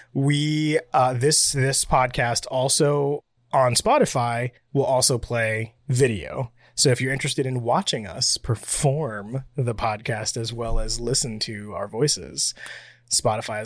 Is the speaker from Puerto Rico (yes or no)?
yes; Puerto Rico; I'm from a Spanish country. I'm from Puerto Rico